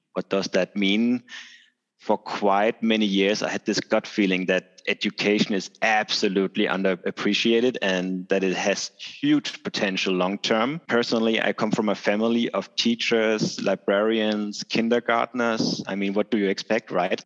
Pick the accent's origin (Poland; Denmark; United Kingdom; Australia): Denmark; I'm hailing from Denmark